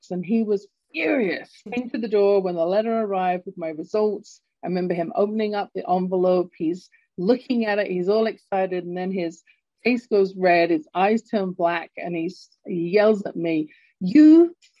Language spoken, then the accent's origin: English; London, United Kingdom; now in Calgary, Canada; I was growing up in London, England. You can tell from my accent, I'm not born in Canada, where I'm based right now in Calgary, Alberta.